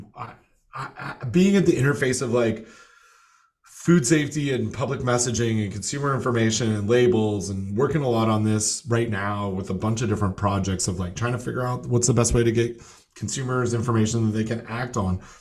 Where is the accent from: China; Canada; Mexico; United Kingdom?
Canada; Toronto, Ontario; moved away; my hometown paper, uh, the fish wrap from, from Toronto